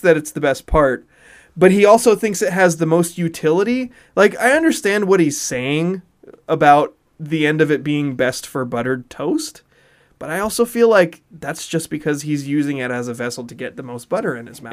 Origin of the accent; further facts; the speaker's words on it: Hawaii, United States; moved away; I grew up in Hawaii